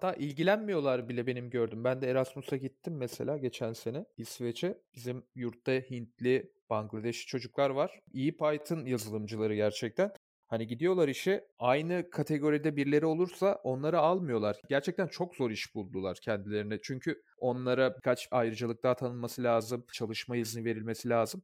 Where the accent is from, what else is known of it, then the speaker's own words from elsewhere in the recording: Çatalca, Istanbul, Turkey; Biz Çatalca'da büyüdük.